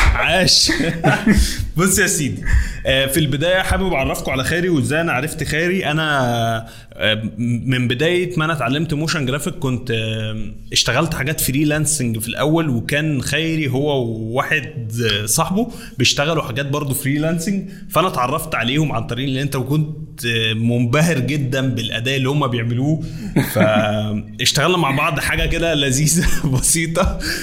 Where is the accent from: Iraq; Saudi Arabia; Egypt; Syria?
Egypt